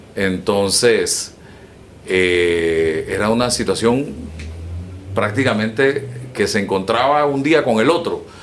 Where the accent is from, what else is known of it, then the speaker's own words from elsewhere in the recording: Panama; como panameño y como periodista